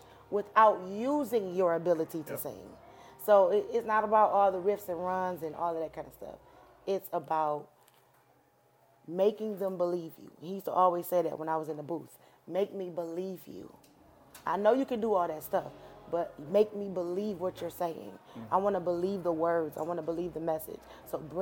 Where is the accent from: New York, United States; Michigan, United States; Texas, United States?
Michigan, United States; Detroit; I'm from Detroit, Michigan